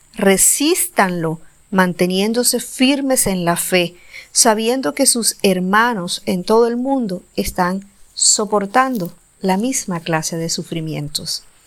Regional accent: Colombia; viajé de mi ciudad natal a la capital del país, a Bogotá

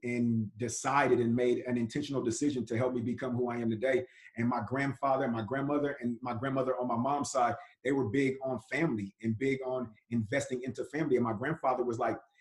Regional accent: Richmond, California, United States; I'm from Richmond, California. My mother was 17, father was 18 when they had me

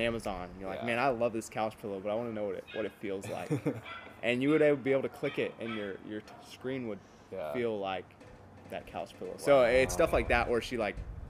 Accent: Cuero, Texas, United States; moved away as an adult; I came from Cuero

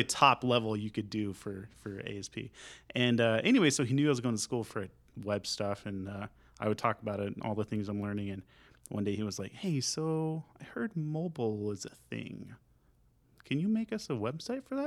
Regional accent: Sanger, Texas, United States; also born or lived in San Leandro, California / Louisville; now in Denton, United States; we actually moved to Bolivar, and I grew up in Sanger

